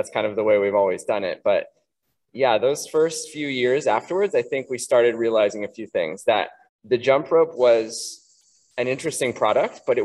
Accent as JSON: {"language": "English", "town": "Santa Cruz", "region": "California", "country": "United States", "tie": "born or raised there", "said": "we grew up in the Santa Cruz area"}